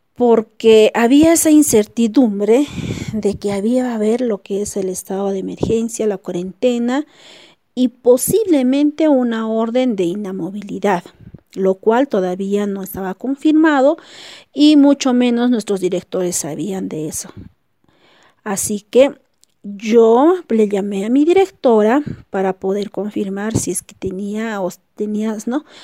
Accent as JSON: {"language": "Spanish", "region": "Cusco", "country": "Peru", "tie": "born or raised there", "also_born_or_lived": "Incahuasi, La Convención", "said": "Mi ciudad natal es Cusco, lugar donde paso todas mis vacaciones con mi familia"}